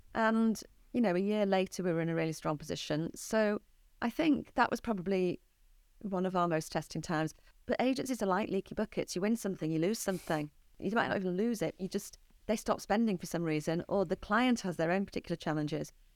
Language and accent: English; St Helens, North West England, United Kingdom; I grew up in Saint Helens